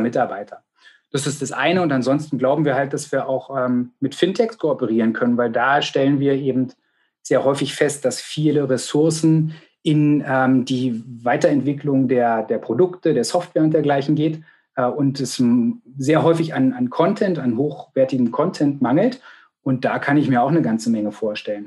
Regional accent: Potsdam, Brandenburg, Germany; ich bin gebürtiger Potsdamer

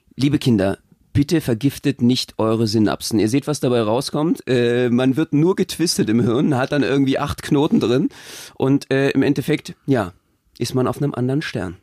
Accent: Berlin, Germany; ich komme ja selber aus Marzahn

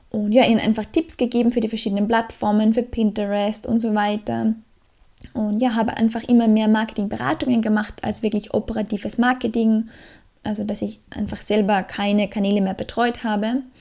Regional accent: Australia; now in Austria; Aus Australier, als Australier kann man natürlich auch nicht immer und ewig in Österreich bleiben.

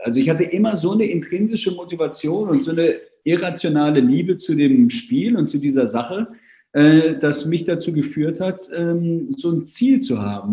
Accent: Hamburg, Germany; also born or lived in Vienna; ich bin in Wien geboren, meine Mutter ist Engländerin äh, und äh, ich bin aber in Hamburg aufgewachsen. Also meine gesamte Schulzeit habe ich in Hamburg verbracht

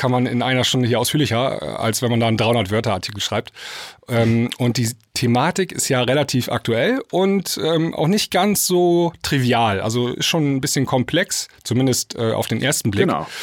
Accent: near Stuttgart, Baden-Württemberg, Germany; accent: Swabian; ich komme aus der Nähe von Stuttgart.

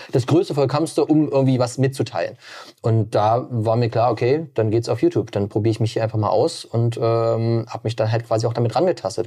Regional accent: Magdeburg, Saxony-Anhalt, Germany; moved away as an adult; also born or lived in Stuttgart / Berlin / Potsdam; Hier bin ich geboren, aufgewachsen und bin dann mit 18 damals dann weggezogen

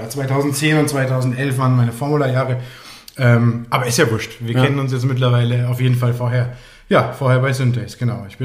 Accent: Frankfurt, Hesse, Germany; now in Chiemgau, Germany; innerhalb von einer Woche habe ich meine Koffer gepackt in Frankfurt, wo ich groß geworden bin. Und ja, bin ins Chiemgau gezogen

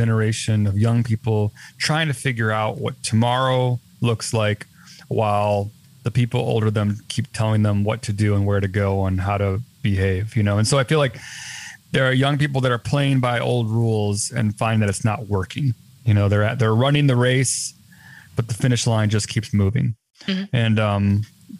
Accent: Chicago, Illinois, United States; my hometown in Chicago

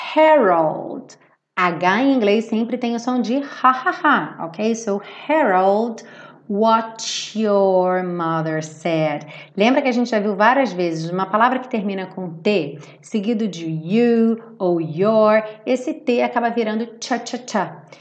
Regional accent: Rio de Janeiro, Brazil; accent: carioca; quem fala como eu carioca

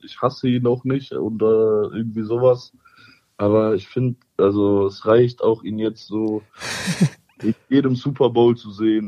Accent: Cologne, North Rhine-Westphalia, Germany; weil ich bin ja Kölner

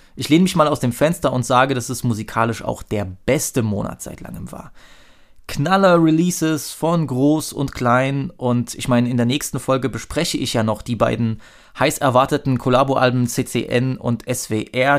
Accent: Dresden, Saxony, Germany; als Dresdner

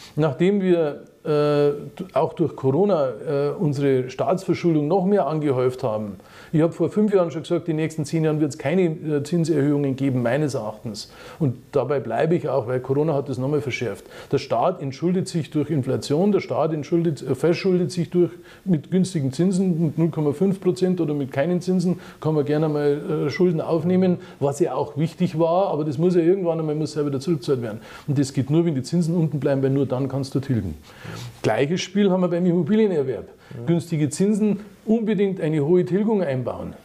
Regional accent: Munich, Bavaria, Germany; ich bin ein Münchner

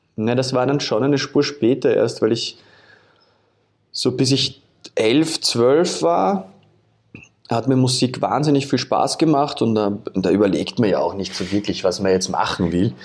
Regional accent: Vienna, Austria; in einer Wohnung aufgewachsen bin in Wien

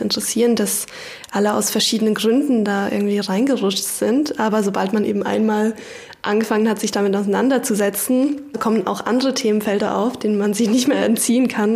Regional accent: Basel, Basel-Stadt, Switzerland; moved away as an adult; now in Berlin, Germany; Ich komme aus Basel und bin nach Berlin gekommen, um zu studieren

